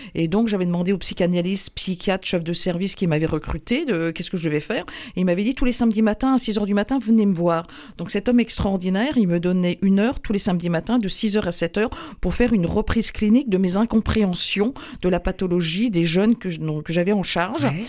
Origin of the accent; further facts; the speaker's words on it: Carhaix, Brittany, France; moved away; also born or lived in Huelgoat; moi je suis née à Carré